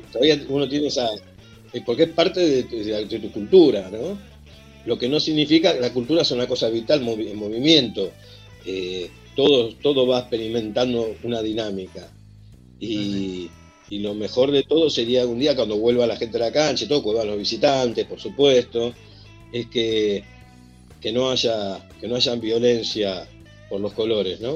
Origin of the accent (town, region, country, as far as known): José C. Paz, Buenos Aires Province, Argentina; born or raised there; also born or lived in Merlo, Buenos Aires / Villa Urquiza, Buenos Aires